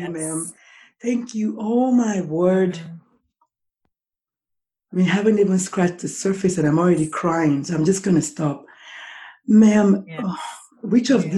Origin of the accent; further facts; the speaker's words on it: Nigeria; I'm Nigerian